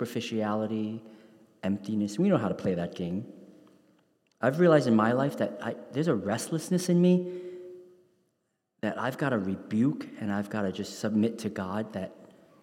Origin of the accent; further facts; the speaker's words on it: New York City, New York, United States; when I grew up in New York City's Chinatown in the 1980s